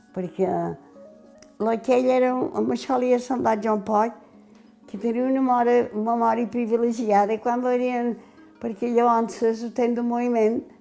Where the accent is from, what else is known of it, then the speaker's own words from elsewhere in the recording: Pollença, Balearic Islands, Spain; Jo vaig néixer tota la vida he viscut al Calvari perquè vaig néixer a l'Ajuntament